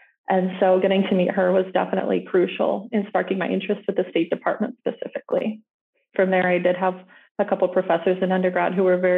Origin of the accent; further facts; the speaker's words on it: Mitchell, South Dakota, United States; moved away as an adult; also born or lived in Brookings, South Dakota / Sioux Falls, South Dakota; I'm originally from Mitchell, South Dakota, a town of about 15,000